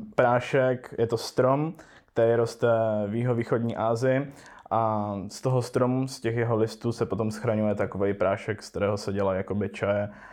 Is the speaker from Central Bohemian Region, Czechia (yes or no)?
no; Český Těšín, Moravian-Silesian Region, Czechia; narodil jsem se v Českém Těšíně